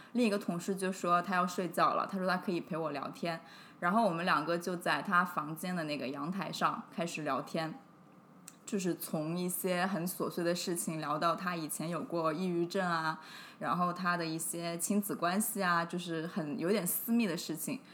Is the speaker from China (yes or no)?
yes; Hunan, China; moved away; 因为我是湖南人嘛，我就想说顺便回长沙